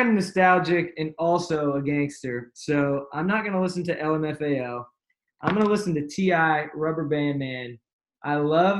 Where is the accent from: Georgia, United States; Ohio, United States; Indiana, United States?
Georgia, United States; Atlanta; I'm from Atlanta.